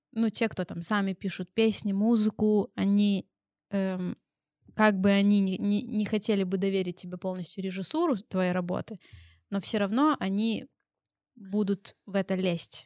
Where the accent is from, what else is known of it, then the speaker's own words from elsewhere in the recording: Belarus; мы белорусы